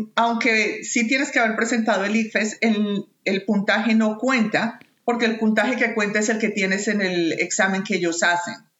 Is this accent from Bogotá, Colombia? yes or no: yes; Bogotá, Colombia; moved away as an adult; also born or lived in Toronto, Canada / Bolivia / Manitoba, Canada; now in Canada; a pesar de haber nacido y crecido en Bogotá